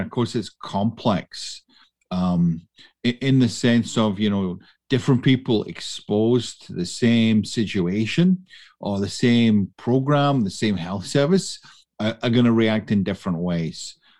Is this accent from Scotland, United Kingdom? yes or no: yes; Scotland, United Kingdom; moved away as an adult; now in Canada; I am not from Canada, you may detect that, or indeed Alberta. I came from the west of Scotland.